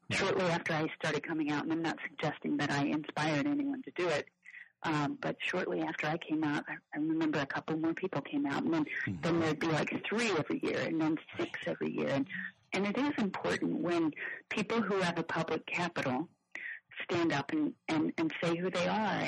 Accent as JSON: {"language": "English", "town": "Kansas City", "region": "Missouri", "country": "United States", "tie": "born or raised there", "also_born_or_lived": "Nashville", "moved": "as an adult", "said": "I lived in Nashville for 20 years, but I was born and raised in Kansas City"}